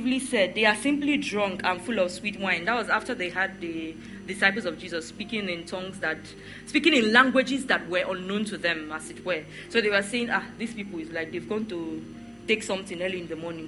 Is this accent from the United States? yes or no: no; the East, eastern Nigeria, Nigeria; also born or lived in Benin City, Nigeria / Warri, Nigeria; now in Lagos, Nigeria; I am an Igbo girl. I grew up in the East. I went to school in Benin. And then I stayed a bit in Warri, and then I moved to Lagos